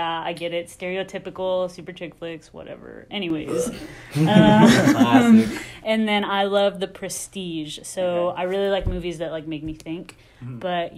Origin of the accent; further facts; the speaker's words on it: Midland, Texas, United States; I am 20 years old. I'm from Midland, Texas, super west, super country